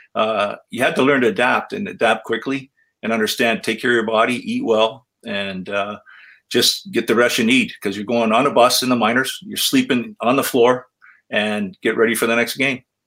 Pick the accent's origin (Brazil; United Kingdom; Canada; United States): Canada; I'm a Canadian.